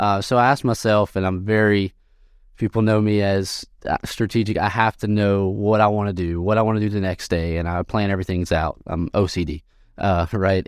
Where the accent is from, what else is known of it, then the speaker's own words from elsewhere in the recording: Sulphur, Louisiana, United States; moved away as an adult; also born or lived in Lafayette, Louisiana; I'm from Sulphur, Louisiana, which is, is I told you earlier, you know, near Texas. And I graduated from Sulphur High School